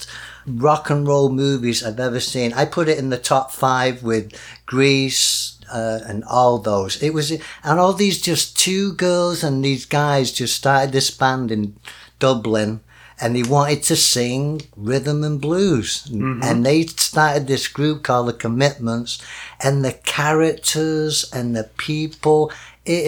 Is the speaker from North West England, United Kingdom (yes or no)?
yes; Denton, North West England, United Kingdom; moved away; he is from my hometown